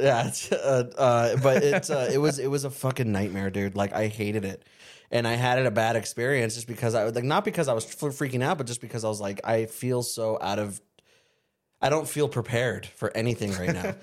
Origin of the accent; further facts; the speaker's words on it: Surprise, Arizona, United States; also born or lived in El Mirage, Arizona; where I grew up in Surprise and El Mirage